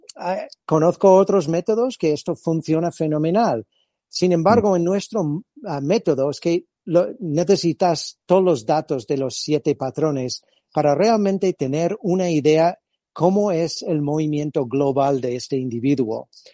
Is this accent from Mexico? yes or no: no; California, United States; Spanish is a second language; moved away as an adult; also born or lived in Madrid, Spain; now in Spain; yo soy de origen californiano